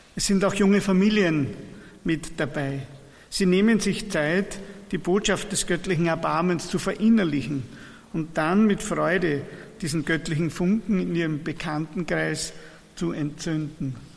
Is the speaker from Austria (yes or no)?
yes; Persenbeug, Lower Austria, Austria; Wir kommen aus Niederösterreich, das ist ein Ort an der Donau, Bersenbeug heißt unsere Pfarre, liegt im Bezirk Melk an der Donau